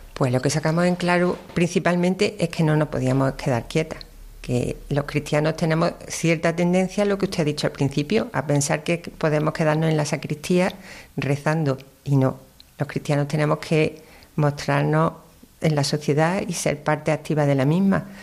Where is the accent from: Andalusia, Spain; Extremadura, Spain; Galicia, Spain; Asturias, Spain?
Andalusia, Spain; Córdoba; also born or lived in Málaga; Yo soy nacida en Málaga, pero por circunstancias, siempre he vivido en Córdoba